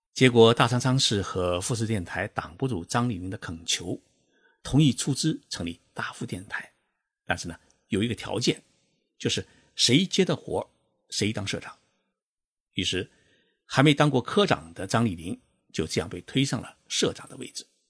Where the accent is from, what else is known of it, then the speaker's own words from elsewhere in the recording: China; 我们中国人的月工资啊，大概只有五百块人民币